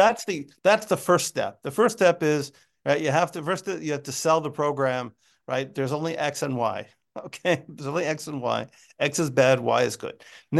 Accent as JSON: {"language": "English", "country": "United States", "said": "I'm American."}